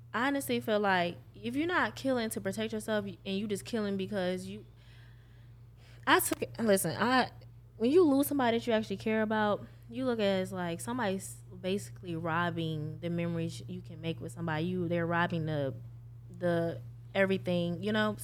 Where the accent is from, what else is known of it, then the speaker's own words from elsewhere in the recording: New York, United States; now in Jacksonville, United States; I'm not from here, I'm from New York